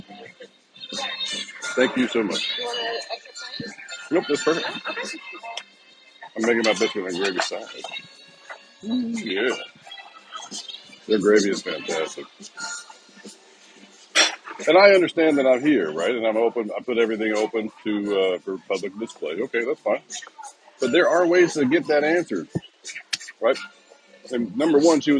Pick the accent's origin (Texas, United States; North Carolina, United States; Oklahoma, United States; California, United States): Texas, United States; moved away; I grew up in Texas